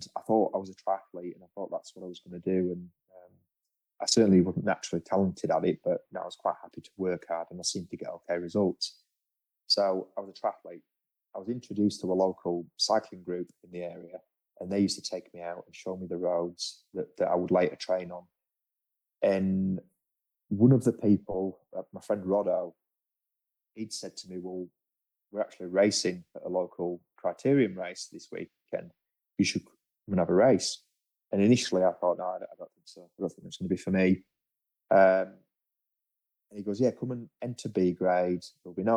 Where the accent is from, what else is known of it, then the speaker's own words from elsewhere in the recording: England, United Kingdom; now in Australia; being an Englishman